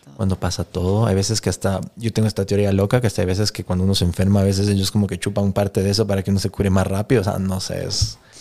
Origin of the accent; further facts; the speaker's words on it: Ecuador; moved away as an adult; also born or lived in Los Angeles, United States; somos algunos ecuatorianos